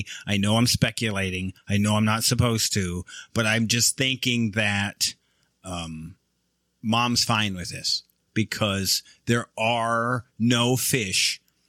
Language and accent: English; Michigan, United States; I'm from Michigan.